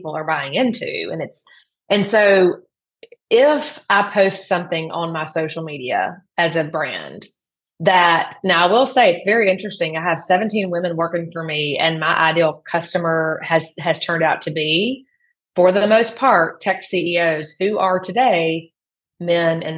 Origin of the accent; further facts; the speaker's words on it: the Deep South, Mississippi, United States; I grew up in the Deep South